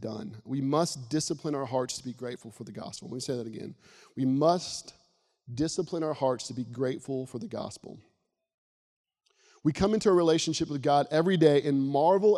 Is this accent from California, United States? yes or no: no; Florida, United States; a small town where I grew up in Florida